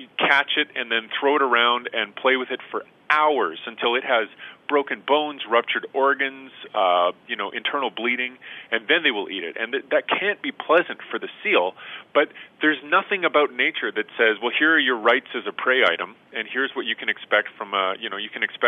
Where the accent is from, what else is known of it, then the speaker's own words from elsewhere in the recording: Edmonton, Alberta, Canada; went back home to Edmonton, where I'm from in Canada